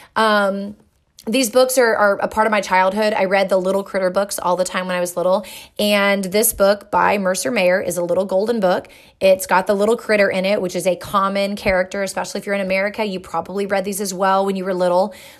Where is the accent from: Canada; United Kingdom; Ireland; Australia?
United Kingdom; England; moved away; I grew up in England